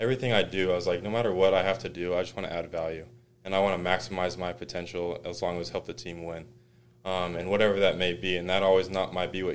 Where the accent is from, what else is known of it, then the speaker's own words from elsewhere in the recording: New Mexico, United States; moved away as an adult; now in Utah, United States; I was from New Mexico